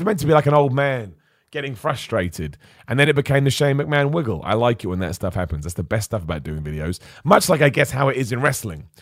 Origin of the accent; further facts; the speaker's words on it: Luton, East of England, United Kingdom; moved away; I was born in Luton, so there's something really cool about going back to your hometown